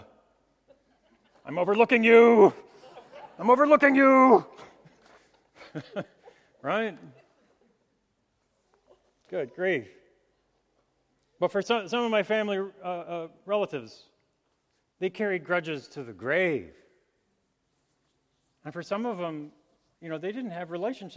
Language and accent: English; New Mexico, United States; as a child, growing up in New Mexico